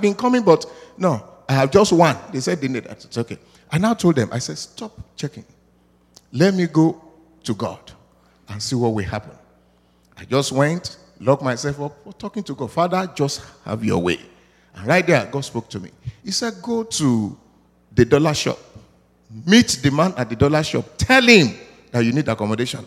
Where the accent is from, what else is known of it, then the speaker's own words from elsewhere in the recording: Nigeria; moved away; I'm from Africa, precisely Nigeria.